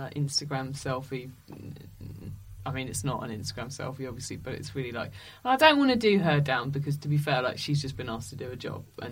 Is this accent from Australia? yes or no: no; Essex, East of England, United Kingdom; I'm from Essex